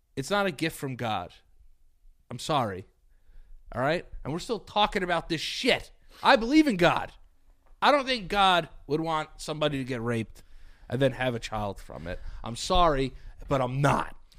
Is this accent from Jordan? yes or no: no; New York, United States; I'm from New York